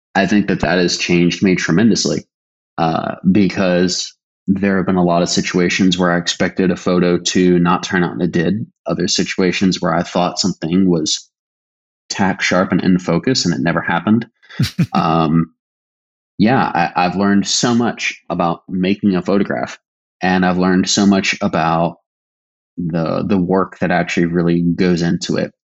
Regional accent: Virginia, United States; I'm from Virginia

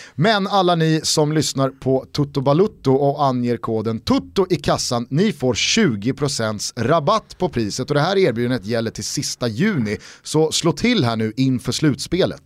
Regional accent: Sweden; som svensk

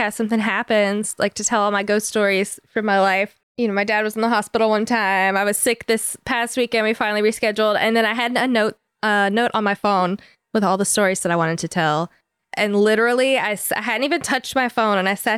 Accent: Rome, Georgia, United States; moved away as an adult; also born or lived in Silver Creek, Georgia; now in Jacksonville, United States; I grew up in Rome, Georgia, and then moved to Jacksonville

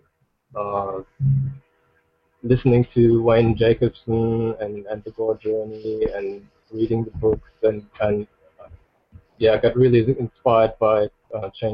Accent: Germany; moved away as an adult; now in Queensland, Australia; I grew up in Germany

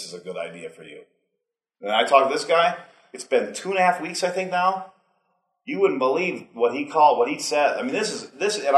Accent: Wisconsin, United States; also born or lived in Colorado; now in Montana, United States; I'm from Wisconsin

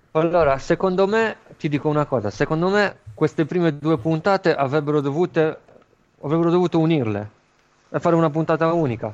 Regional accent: Flumini, Sardinia, Italy; al Flumini, il mio paese

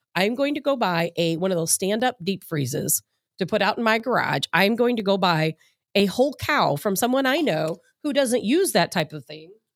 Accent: Chicago, Illinois, United States; now in St. Louis, United States; I'm from Chicago.

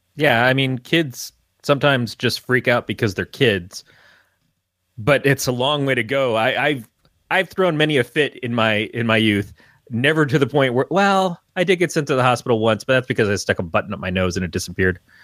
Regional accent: Michigan, United States; I grew up in Michigan.

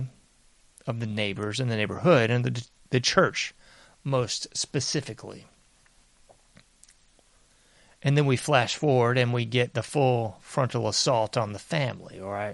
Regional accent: United States; I'm an American

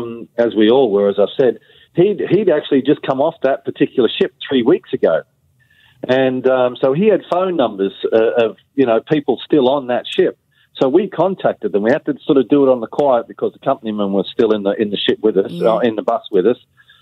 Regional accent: United Kingdom; You know, we're British seafarers, and that wasn't what we were told was going to happen.

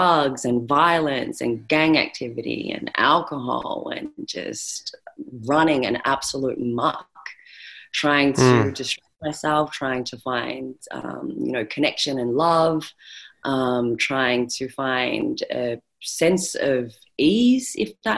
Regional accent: Australia; accent: Australian; so I am Australian, or Australian born, if you can't by my accent

